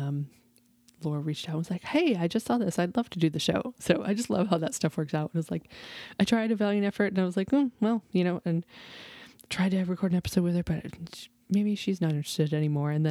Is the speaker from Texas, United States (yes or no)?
yes; Texas, United States; So I am a Texan born and bred.